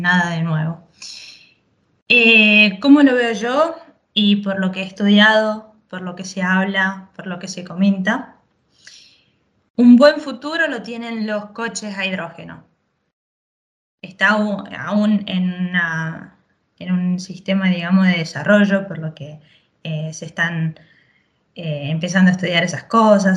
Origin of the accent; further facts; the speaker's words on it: Chaco, Argentina; Yo nací en Chaco, Argentina, norte